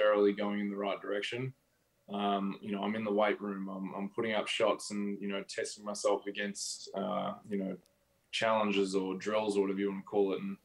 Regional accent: Australia; moved away as an adult; now in United States; being Australian

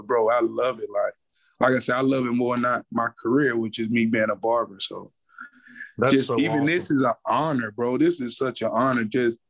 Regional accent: United States; born or raised there

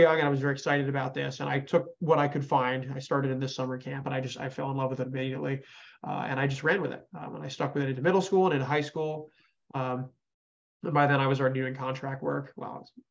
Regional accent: Connecticut, United States; now in Houston, United States; I'm from Connecticut originally

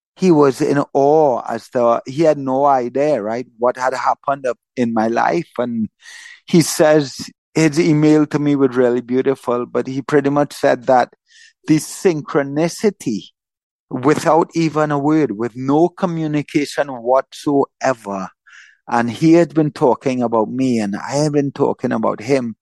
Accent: Trinidad & Tobago; also born or lived in Florida; I was born in Trinidad. I've lived in Trinidad my whole life

